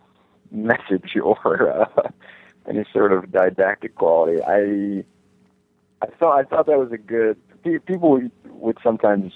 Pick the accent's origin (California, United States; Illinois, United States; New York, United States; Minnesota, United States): New York, United States; Rockland County, Hudson Valley; also born or lived in St. Louis; We grew up in Rockland County, which is in the Hudson Valley in New York